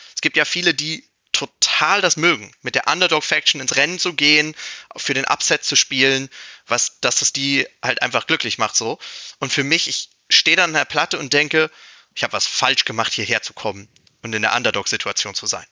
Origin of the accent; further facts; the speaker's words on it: Germany; für halt mein Heimatland spielen will